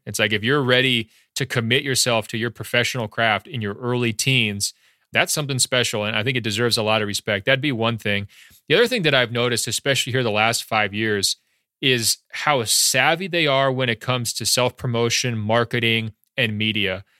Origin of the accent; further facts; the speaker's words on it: Beaverton, Oregon, United States; moved away as an adult; also born or lived in Baltimore, Maryland; now in Los Angeles, United States; I'm originally born and raised, uh, in Beaverton, Oregon, just outside Portland.